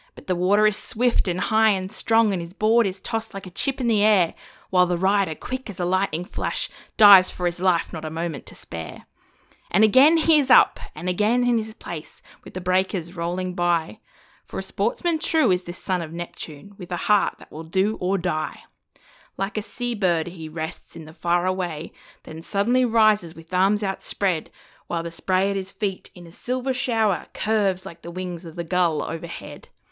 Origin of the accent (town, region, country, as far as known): Australia